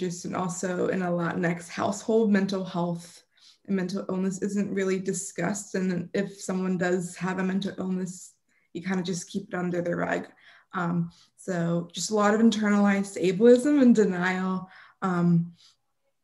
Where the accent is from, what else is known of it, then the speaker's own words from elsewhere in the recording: Austin, Texas, United States; moved away; Austin, Texas, my hometown